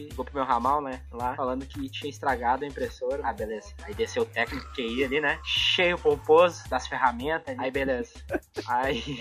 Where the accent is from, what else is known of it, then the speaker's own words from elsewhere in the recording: Alvorada, Rio Grande do Sul, Brazil; Eu fiz lá o cursinho em Gravataí, sendo que eu sou de Alvorada. Tinha que pegar dois ônibus por dia.